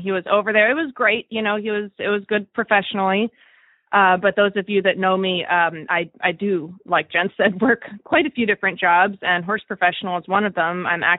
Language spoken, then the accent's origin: English; Wellington, Florida, United States; from Wellington, Florida.